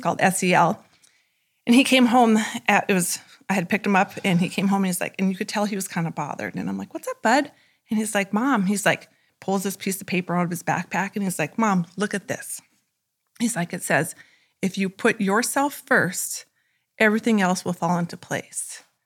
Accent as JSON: {"language": "English", "town": "Turtle Lake", "region": "North Dakota", "country": "United States", "said": "I'm from Turtle Lake"}